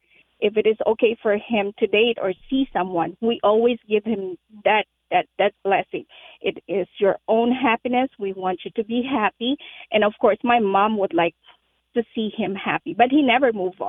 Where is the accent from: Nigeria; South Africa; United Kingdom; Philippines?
Philippines; now in Apple Valley, United States; I am Filipino.